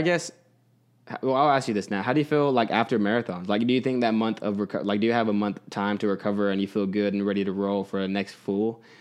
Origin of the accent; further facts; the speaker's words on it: Texas, United States; moved away; I grew up, mostly grew up in Texas